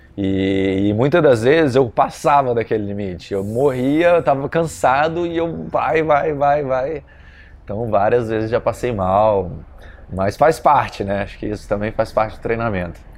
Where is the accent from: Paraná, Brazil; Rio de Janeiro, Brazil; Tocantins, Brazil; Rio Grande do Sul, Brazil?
Rio de Janeiro, Brazil; Volta Redonda; Na minha cidade, no interior de Volta Redonda